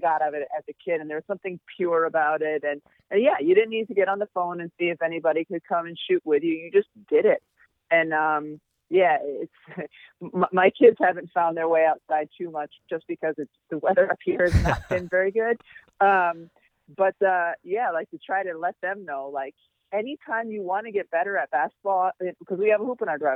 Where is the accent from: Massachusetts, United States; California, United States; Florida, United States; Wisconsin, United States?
Massachusetts, United States; now in Connecticut, United States; I grew up in Massachusetts